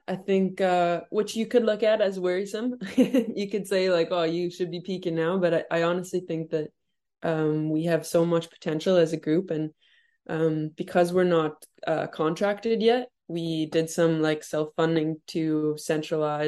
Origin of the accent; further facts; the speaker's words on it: Canada; Growing up in Canada